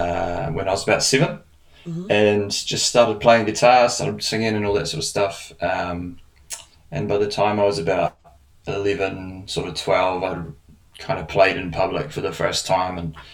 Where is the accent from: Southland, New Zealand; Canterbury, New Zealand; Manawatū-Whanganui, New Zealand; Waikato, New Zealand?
Southland, New Zealand; Invercargill; moved away as an adult; now in Wellington, New Zealand; I'm a singer-songwriter, originally born and raised in Invercargill at the bottom of New Zealand. Nice. I've been in Wellington for the last 3 years. And I'm about to move to Auckland next year